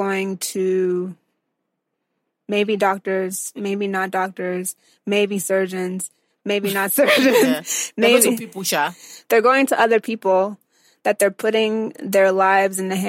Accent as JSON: {"language": "English", "country": "United States", "tie": "born or raised there", "said": "my parents are Nigerian, but I was born and raised in the States"}